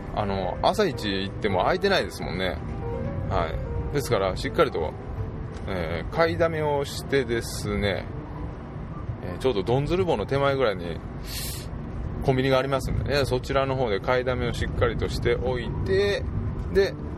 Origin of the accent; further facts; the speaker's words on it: southern Nara, Japan; うちの地元の、まあ、有志がですね、まあ、イベントをすると